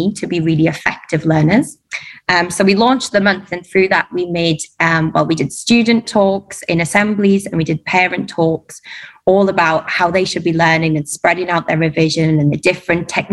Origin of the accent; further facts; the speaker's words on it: Durham, North East England, United Kingdom; moved away as an adult; now in Dubai, United Arab Emirates; I'm from Durham.